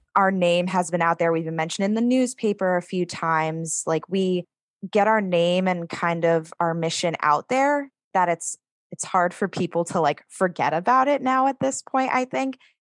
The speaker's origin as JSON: {"language": "English", "town": "East Lyme", "region": "Connecticut", "country": "United States", "tie": "born or raised there", "said": "Being a person of color going through the East Lyme school system"}